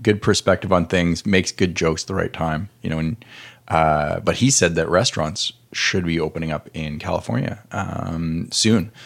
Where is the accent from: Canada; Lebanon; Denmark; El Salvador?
Canada; now in United States; I'm Canadian